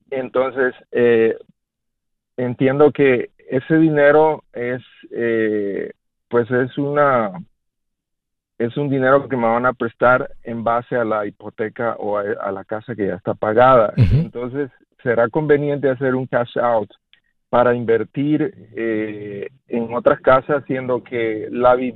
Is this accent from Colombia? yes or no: no; Mexico; moved away as an adult; now in Charlotte, United States; soy, soy mexicano también. Eh, yo llegué, vine a los Estados Unidos en el 99 y, bueno, la mitad de mi vida tengo aquí.